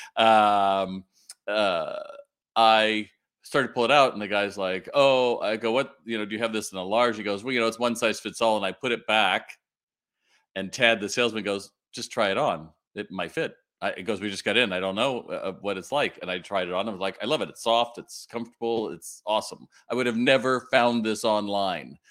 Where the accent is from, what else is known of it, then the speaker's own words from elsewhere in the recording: Long Beach, California, United States; moved away; I grew up, you know, in, in Long Beach